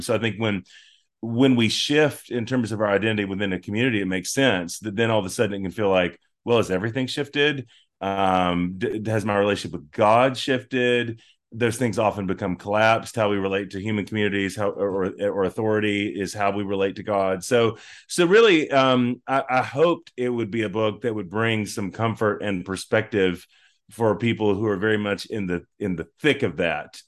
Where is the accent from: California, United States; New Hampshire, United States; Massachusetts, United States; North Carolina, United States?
North Carolina, United States; moved away as an adult; also born or lived in Oklahoma City, Oklahoma; I'm from North Carolina all my life until two thousand fifteen